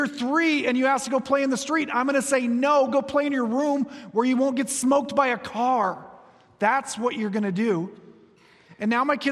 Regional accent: Iowa, United States; moved away; Back on the farm where I grew up in Iowa

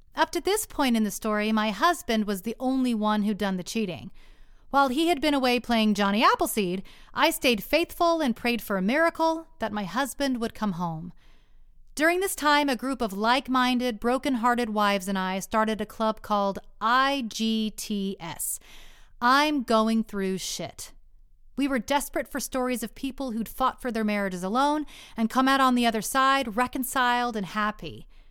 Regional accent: Texas, United States; moved away; The next two years we spent back in my hometown in Texas

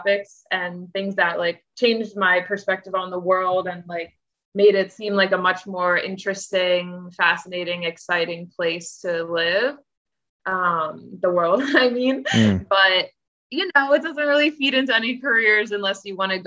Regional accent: Owings Mills, Maryland, United States; moved away as an adult; also born or lived in Chicago; I'm from Baltimore County, Owings Mills, Maryland

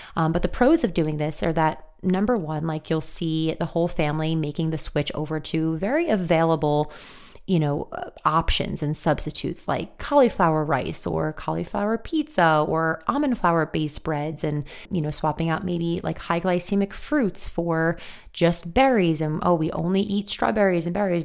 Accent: New York, United States; me living and growing up in New York from an Italian family

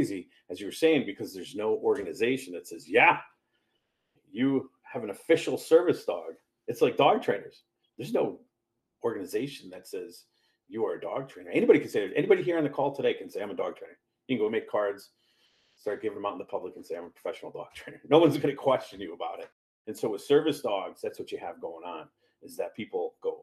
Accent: Hartford, Connecticut, United States; moved away; Where I'm from Hartford, Connecticut. That's where I grew up.

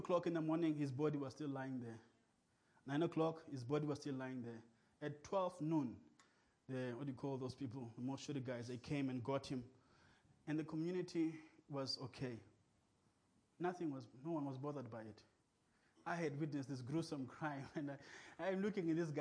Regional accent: King William's Town, Eastern Cape, South Africa; English is a second language; I was from King.

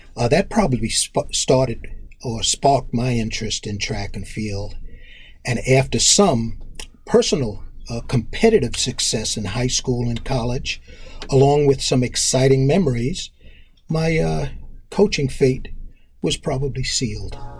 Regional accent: Roosevelt, New York, United States; born or raised there; also born or lived in Harlem, New York City / Queens, New York

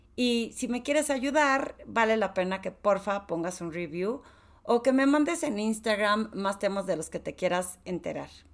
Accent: Torreón, Coahuila, Mexico; soy de Torreón

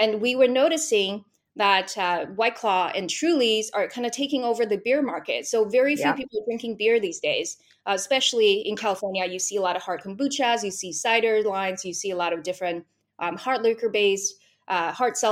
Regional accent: Vancouver, British Columbia, Canada; I am from Vancouver, British Columbia

